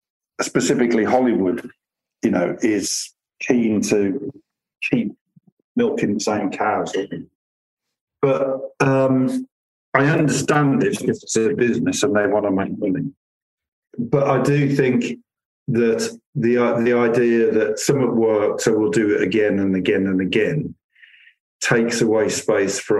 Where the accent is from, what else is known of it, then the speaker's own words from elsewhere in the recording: Birmingham, West Midlands, United Kingdom; all television I'm doing through the studio in Birmingham. And I'll start doing film as well through there, because it's my hometown